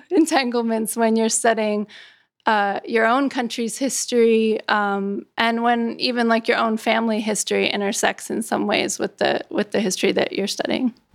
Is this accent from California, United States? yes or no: yes; California, United States; now in New York, United States; my home state of California, in the state where I live now, which is New York